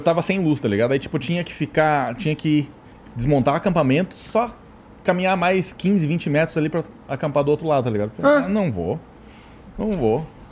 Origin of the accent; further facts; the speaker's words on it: Santa Catarina, Brazil; also born or lived in Rio Grande do Sul; Eu sou, sou do Rio Grande do Sul, só que eu me considero mais catarina, né, cara? Eu só nasci no Rio Grande do Sul.